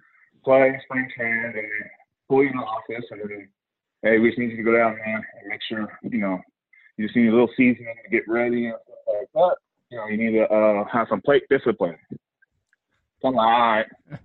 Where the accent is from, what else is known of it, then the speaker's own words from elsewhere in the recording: near Calabasas and Malibu, California, United States; I grew up near Calabasas and Malibu